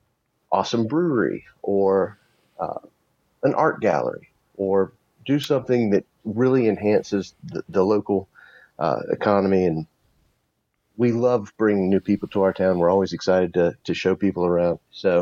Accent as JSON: {"language": "English", "town": "Columbia", "region": "South Carolina", "country": "United States", "lives_now": "Cramerton, United States", "said": "I've lived here about 15 years. I was a transplant from Columbia, South Carolina."}